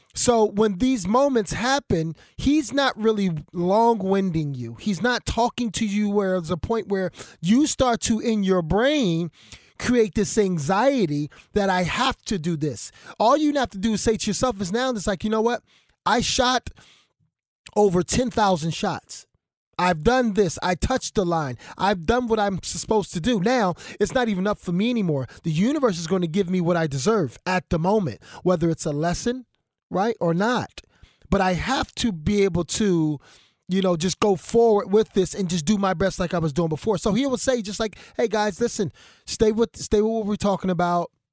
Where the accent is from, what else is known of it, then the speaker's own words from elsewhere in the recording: Philadelphia, Pennsylvania, United States; growing up in Philadelphia